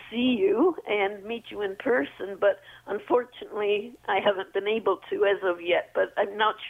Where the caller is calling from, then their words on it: Mississauga, Ontario, Canada; I'm out in Mississauga.